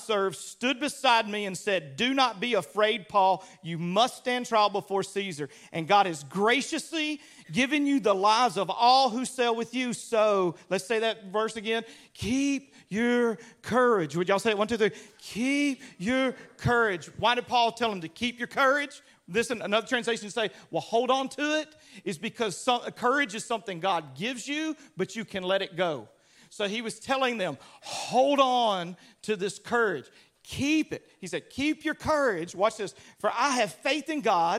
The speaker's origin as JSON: {"language": "English", "region": "Louisiana", "country": "United States", "tie": "born or raised there", "said": "I grew up in Louisiana"}